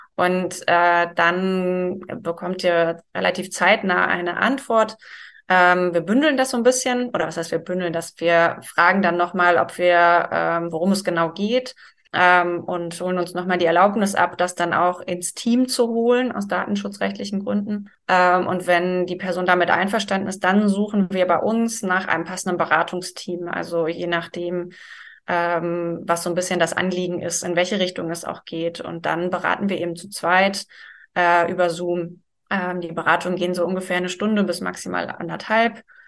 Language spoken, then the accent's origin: German; Germany; bei uns in Deutschland